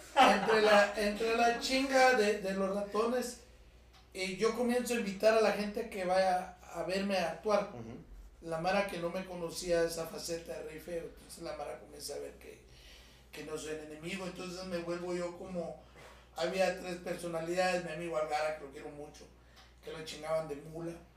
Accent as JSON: {"language": "Spanish", "country": "Guatemala", "said": "vengo de una familia de comerciantes, de marchantes, como les decimos en Guatemala"}